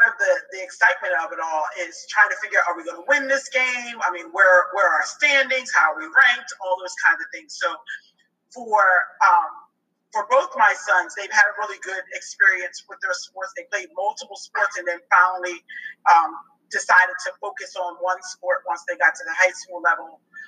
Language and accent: English; Norristown, Pennsylvania, United States; moved away as an adult; now in Atlanta, United States; we live in Atlanta, in the Atlanta area now, but we grew up in the Philadelphia area, Norristown area